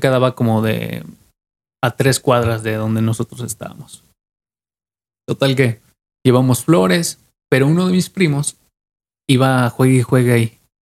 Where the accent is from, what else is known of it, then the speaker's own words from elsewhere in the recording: Mexico; como mexicanos somos